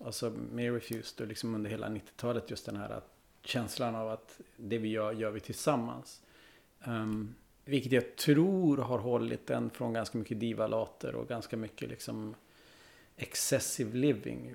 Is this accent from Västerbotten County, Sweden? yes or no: yes; Vännäs, Västerbotten County, Sweden; also born or lived in Umeå; jag är från Vännäs